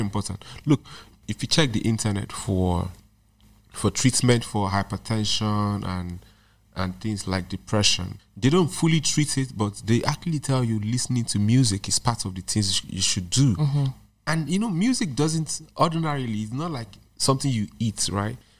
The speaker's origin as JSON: {"language": "English", "country": "Nigeria", "said": "I'm not just speaking as a Nigerian"}